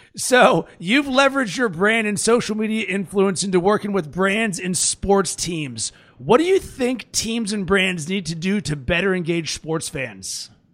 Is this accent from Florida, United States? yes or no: no; Pittsburgh, Pennsylvania, United States; I'm from Pittsburgh and I'm a Steelers fan